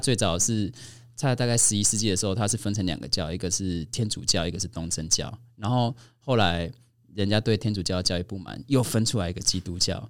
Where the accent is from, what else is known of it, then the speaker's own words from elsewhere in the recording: Kaohsiung, Taiwan; 我们是高雄人嘛